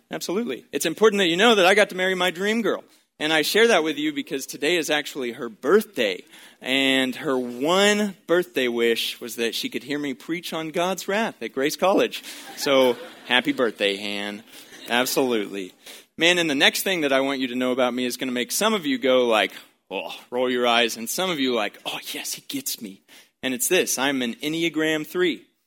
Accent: Baytown, Texas, United States; growing up in Baytown, Texas

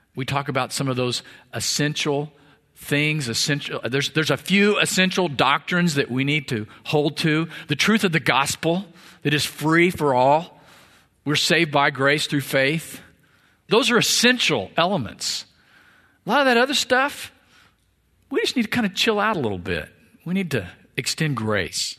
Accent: Missouri, United States; now in Texas, United States; I was born in Missouri

